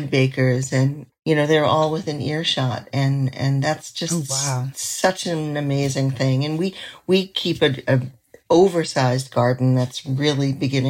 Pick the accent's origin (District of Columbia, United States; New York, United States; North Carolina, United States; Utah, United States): New York, United States; New York City; now in New England, United States; I grew up in Manhattan